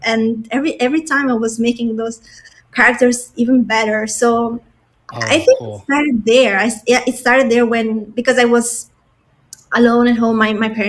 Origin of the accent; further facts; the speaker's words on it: Italy; also born or lived in Albania / Germany; I was born in Albania. It's a small city in East Europe, but I have traveled a lot in my life. So I started to travel since I was a little kid, and I lived in Germany, and then I spent most of my childhood in Italy.